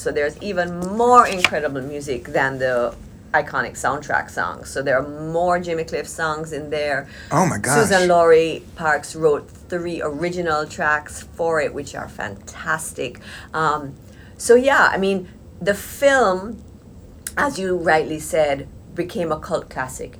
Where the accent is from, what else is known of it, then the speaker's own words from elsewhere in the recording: Jamaica; I was born and raised in Jamaica